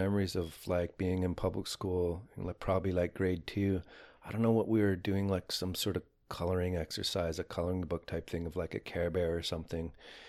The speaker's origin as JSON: {"language": "English", "town": "Windsor", "region": "Ontario", "country": "Canada", "tie": "born there", "said": "Well, I was born in Windsor, Ontario. My reserve of Chippewa the Thames is about 2 hours from Windsor."}